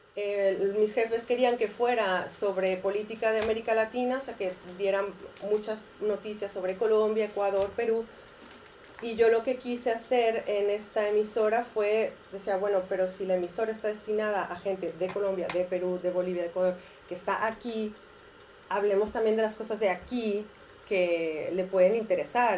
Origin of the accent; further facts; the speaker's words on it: Mexico; moved away as an adult; also born or lived in Catalonia, Spain; now in Spain; Ah, nací en México. Llevo también aquí como 14 años